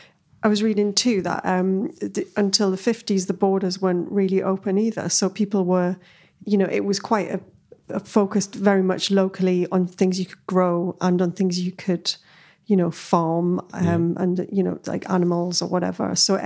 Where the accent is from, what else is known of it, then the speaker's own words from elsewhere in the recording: Newcastle, North East England, United Kingdom; But I mean, London, you know, I came from Newcastle and London was a bit like, ooh.